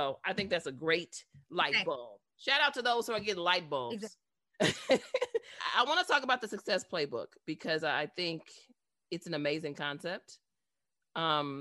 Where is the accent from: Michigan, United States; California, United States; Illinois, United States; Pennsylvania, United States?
Illinois, United States; Chicago; I'm from Chicago